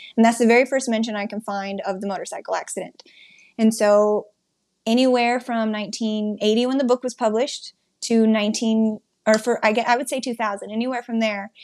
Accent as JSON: {"language": "English", "region": "Wyoming", "country": "United States", "tie": "born or raised there", "said": "I'm from Wyoming"}